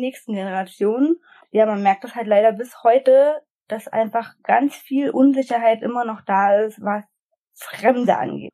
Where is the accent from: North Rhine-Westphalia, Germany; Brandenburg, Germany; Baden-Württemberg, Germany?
Brandenburg, Germany; ich komme aus Brandenburg